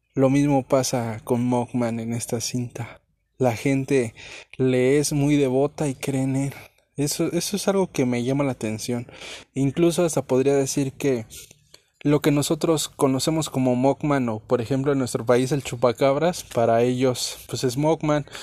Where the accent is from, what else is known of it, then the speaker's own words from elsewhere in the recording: Mexico; aquí en nuestro país, en Chihuahua